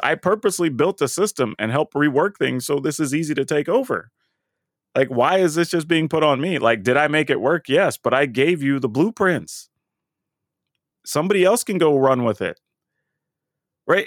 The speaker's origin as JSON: {"language": "English", "region": "Texas", "country": "United States", "tie": "born or raised there", "moved": "yes", "said": "growing up in Texas"}